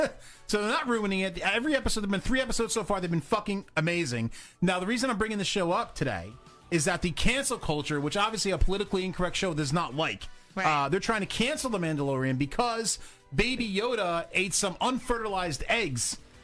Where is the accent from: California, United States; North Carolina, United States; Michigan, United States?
California, United States; Don't you know that I'm from California?